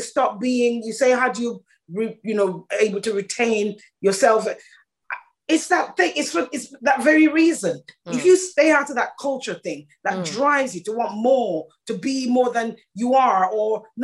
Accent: Jamaica; moved away; I'm Jamaican born

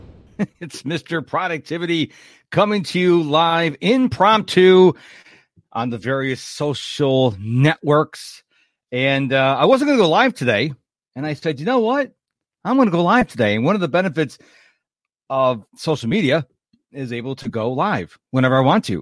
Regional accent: Rochester, New York, United States; moved away; also born or lived in Houston, Texas; I was born and raised in Rochester, New York, moved to Houston in nineteen ninety-seven

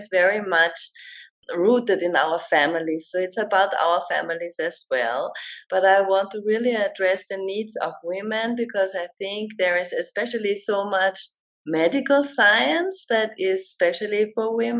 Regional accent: Vienna, Austria; I'm from Vienna, and I just started my own company

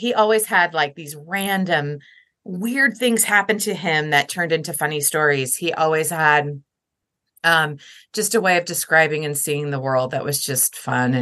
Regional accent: Lincoln, Nebraska, United States; I grew up in Lincoln, Nebraska

